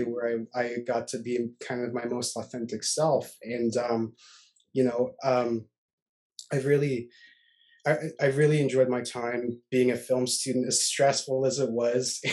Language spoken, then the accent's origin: English; Halifax, Nova Scotia, Canada; growing up in Nova Scotia